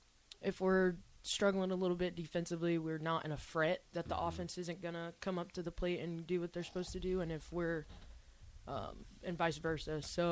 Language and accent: English; Omaha, Nebraska, United States; I'm from Omaha, yeah.